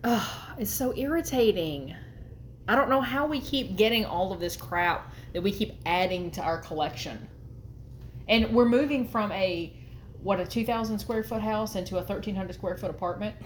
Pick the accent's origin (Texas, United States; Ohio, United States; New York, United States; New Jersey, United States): Texas, United States; now in Arkansas, United States; we're from Texas and we live in Arkansas now